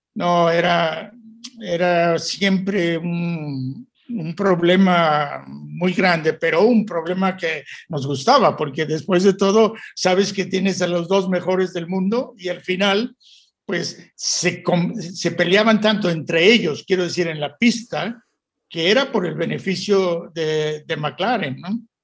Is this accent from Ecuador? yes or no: no; Mexico; moved away as an adult; also born or lived in England / Italy; como mexicano